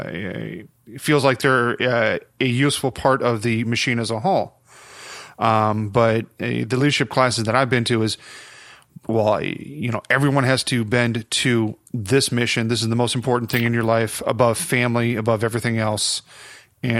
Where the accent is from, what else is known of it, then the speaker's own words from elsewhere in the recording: Rockford, United States; my hometown Rockford